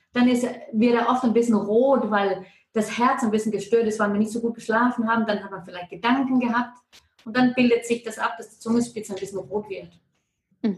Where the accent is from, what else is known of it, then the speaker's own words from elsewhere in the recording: Denmark; German is a second language; moved away as an adult; now in Ilanz, Switzerland; wenn irgendetwas komisch tönt mit meinem Deutsch, ist es, weil ich bin Dänin, obwohl dass ich schon 20 Jahre hier